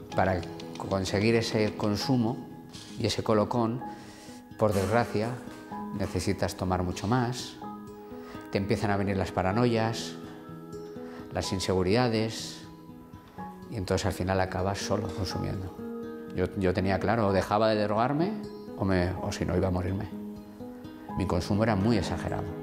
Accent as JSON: {"language": "Spanish", "town": "Vitoria", "region": "Basque Country", "country": "Spain", "said": "vengo de Vitoria"}